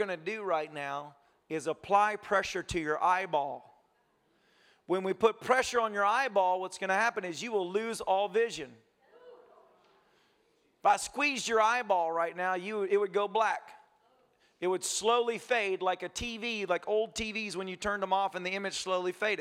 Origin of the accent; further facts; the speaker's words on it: United States; I'm American